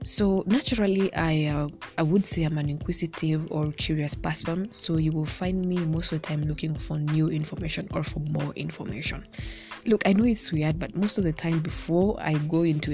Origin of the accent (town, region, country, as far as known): Kenya